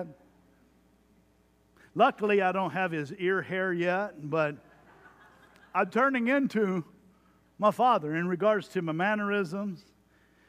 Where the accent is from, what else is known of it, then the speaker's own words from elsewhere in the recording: Jones Creek, Texas, United States; I grew up in Jones Creek, Texas